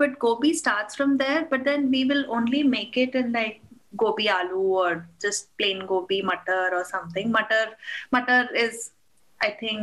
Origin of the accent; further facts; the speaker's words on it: Delhi, India; moved away as an adult; now in Dubai, United Arab Emirates; back home in growing up in Delhi